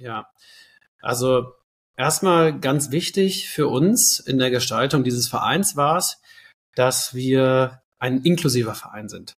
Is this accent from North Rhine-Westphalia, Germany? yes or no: yes; near Cologne, North Rhine-Westphalia, Germany; moved away as an adult; now in Berlin, Germany; ich komme ursprünglich aus der Nähe von Köln, bin da aufgewachsen